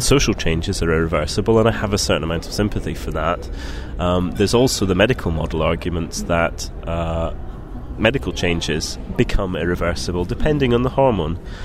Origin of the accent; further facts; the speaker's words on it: Scotland, United Kingdom; I grew up in Scotland